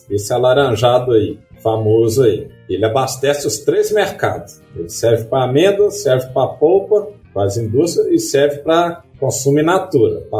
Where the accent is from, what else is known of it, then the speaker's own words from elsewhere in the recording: Southeast, Brazil; eu, eu, eu falou no início, eu também vim do Sudeste.